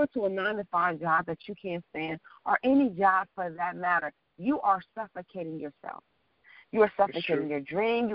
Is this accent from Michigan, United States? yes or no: yes; Detroit, Michigan, United States; moved away; also born or lived in New York / Washington, D.C. / Los Angeles